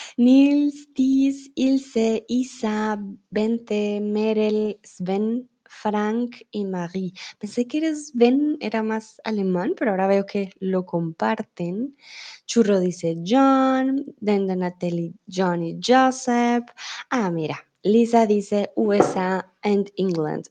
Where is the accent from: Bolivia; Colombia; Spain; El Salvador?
Colombia; also born or lived in Germany; now in Mexico; yo soy tutora de español aquí en Chatterbox y soy de Colombia.